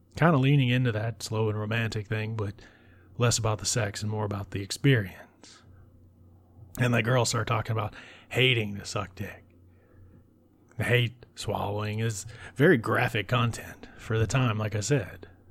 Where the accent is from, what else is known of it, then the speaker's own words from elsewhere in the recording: United States; I grew up an hour away from New Orleans